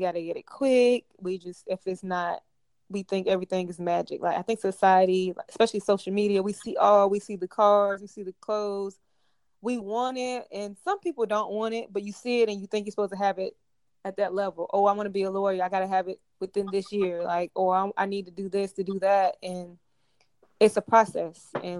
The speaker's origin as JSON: {"language": "English", "country": "Jamaica", "said": "But I'm basically I'm Jamaican, as you know, Wangwan."}